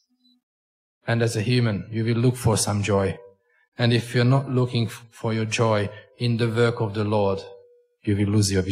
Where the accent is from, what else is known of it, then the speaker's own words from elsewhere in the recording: Hungary; accent: Hunglish; English is a second language; I come from Hungary, which is getting a richer country